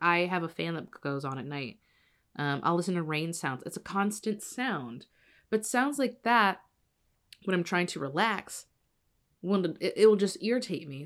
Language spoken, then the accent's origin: English; Evansville, Indiana, United States; my hometown, Evansville